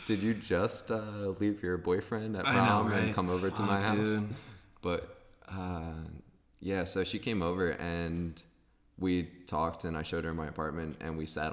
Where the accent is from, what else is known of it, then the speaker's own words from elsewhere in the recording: East Coast, United States; now in Philadelphia, United States; I just moved into a apartment in Philadelphia. I'm from the East Coast audience.